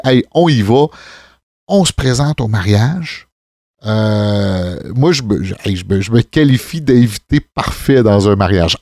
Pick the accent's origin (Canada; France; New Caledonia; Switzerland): Canada; Saint-Rosaire, Quebec; on vient de la campagne, on vient de Saint-Rosaire